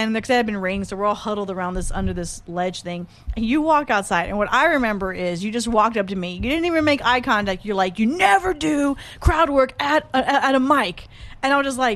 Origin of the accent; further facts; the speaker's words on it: Corpus Christi, Texas, United States; moved away as an adult; now in San Antonio, United States; I'm from the great city of Corpus Christi.